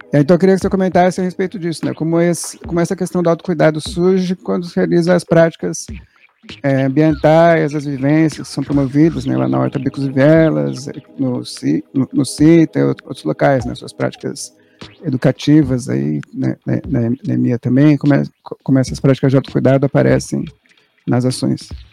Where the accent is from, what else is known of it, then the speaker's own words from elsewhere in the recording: São Paulo, Brazil; eu sou daqui, eu sou daqui do Capão Redondo, nasci ali perto daquele hospital Piratininga